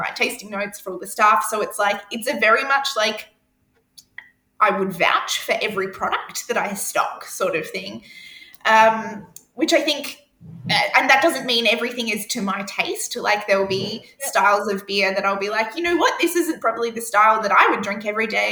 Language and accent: English; Queensland, Australia; I come from Queensland